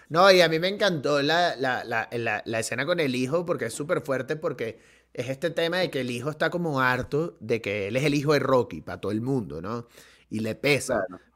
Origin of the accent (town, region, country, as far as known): Venezuela